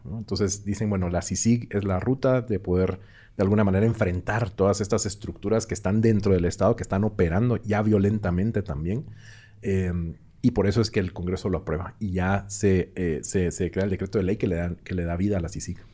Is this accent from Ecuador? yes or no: no; Guatemala City, Guatemala Department, Guatemala; moved away as an adult; now in Mexico City, Mexico; yo también soy de Guatemala, específicamente de la ciudad de Guatemala, y tengo año y medio de vivir en la Ciudad de México